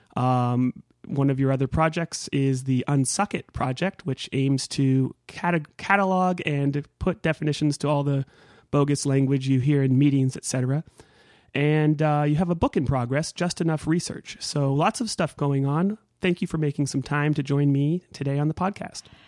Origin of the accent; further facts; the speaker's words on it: Northern California, United States; I grew up in Northern California